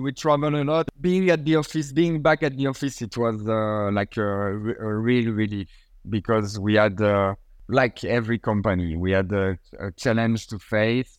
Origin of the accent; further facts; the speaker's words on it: Port-Saint-Louis-du-Rhône, Provence-Alpes-Côte d'Azur, France; my hometown in Port Saint Louis